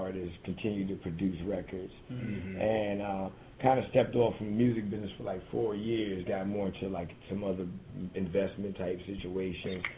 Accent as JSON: {"language": "English", "town": "New Orleans", "region": "Louisiana", "country": "United States", "moved": "yes", "said": "I'm from New Orleans"}